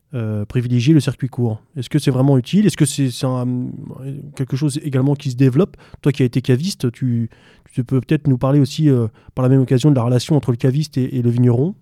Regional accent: France; nous, en tant que Français

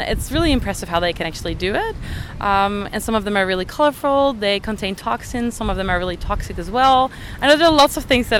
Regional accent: Netherlands; moved away as an adult; I'm a student from the Netherlands

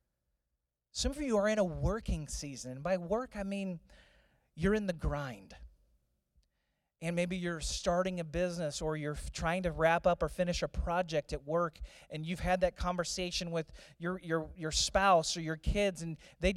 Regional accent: St. Louis, Missouri, United States; Growing up in St. Louis

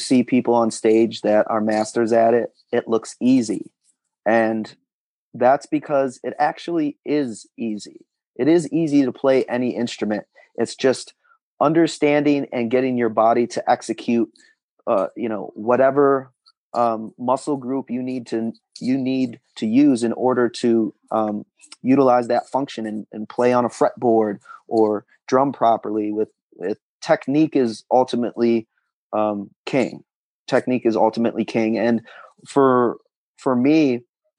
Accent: Rochester, New York, United States; I'm from New York, mm-hmm. Rochester, New York

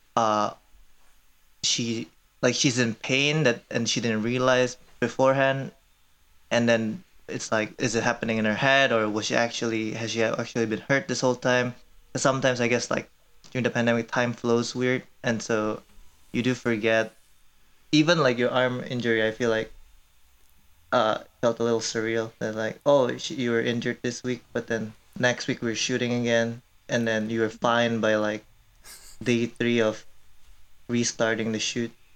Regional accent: Indonesia; moved away as an adult; also born or lived in Korea; now in Madison, United States; I am Korean, but I grew up in Indonesia from since I was five years old

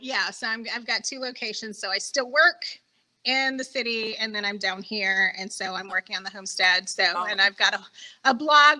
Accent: Oklahoma, United States; I grew up in the middle of nowhere, only about a half hour, 45 minutes from where Carrie grew up

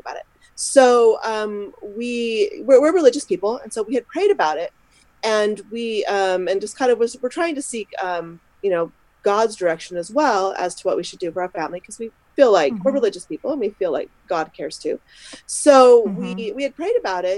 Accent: Utah, United States; moved away as an adult; now in Scotland, United Kingdom; I'm originally from Utah

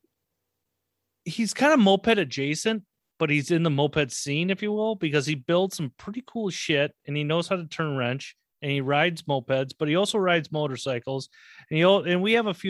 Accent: Minnesota, United States; I'm from Minnesota

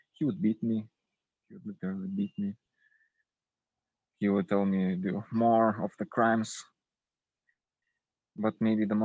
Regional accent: Lithuania; I'm from Lithuania

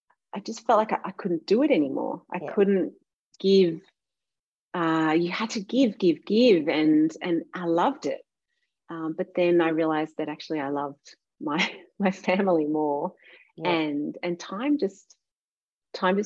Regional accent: Warragul, Victoria, Australia; also born or lived in Melbourne; I grew up in Gippsland and I went to school in Warragul

